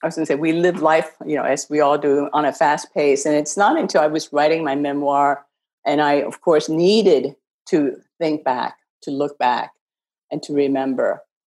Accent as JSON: {"language": "English", "region": "Ohio", "country": "United States", "tie": "born or raised there", "also_born_or_lived": "China / Beijing, China", "moved": "yes", "said": "I think Ohio was a great place. You know, it's friendly and it's the West. I always think of myself as being a Midwesterner."}